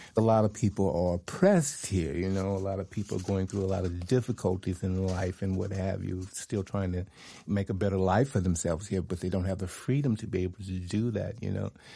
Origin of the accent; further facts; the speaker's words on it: Alabama, United States; moved away; also born or lived in New York / Ibiza; I'm originally from Alabama, so you can imagine a boy from Alabama coming to the, Europe